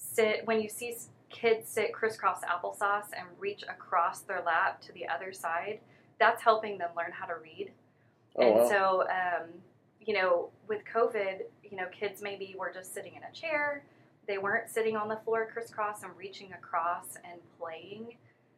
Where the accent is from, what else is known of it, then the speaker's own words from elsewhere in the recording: DeSoto, Texas, United States; I grew up in DeSoto ISD, went to a dance studio there.